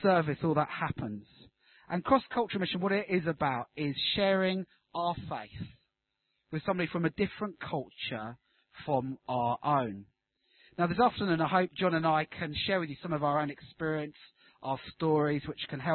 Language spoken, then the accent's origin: English; Brighton, South East England, United Kingdom; accent: Brighton; moved away as an adult; also born or lived in Middlesbrough; now in Hull, United Kingdom; before that in Brighton, which is where my accent's from